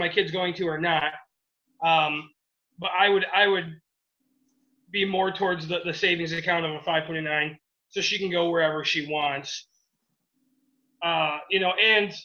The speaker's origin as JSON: {"language": "English", "region": "Michigan", "country": "United States", "said": "we're from Michigan, all of us"}